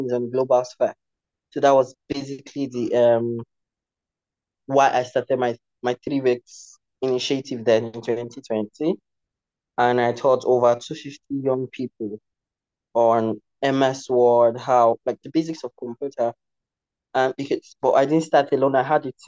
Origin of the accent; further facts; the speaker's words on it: Nigeria; I am from Nigeria in Africa. I grew up in a rural community